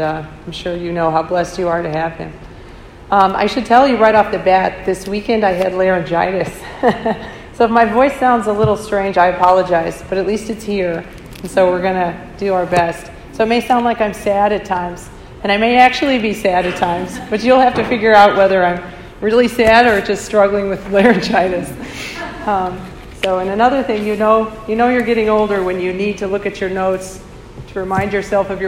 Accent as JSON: {"language": "English", "town": "St. Louis", "region": "Missouri", "country": "United States", "tie": "born or raised there", "moved": "as an adult", "lives_now": "Chicago, United States", "said": "I'm from St. Louis, Missouri. That's where I was born."}